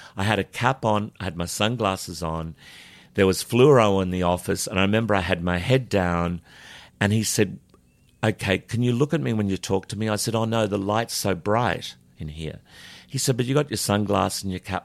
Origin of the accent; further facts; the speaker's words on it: Charleville, Queensland, Australia; I was born in Charlerville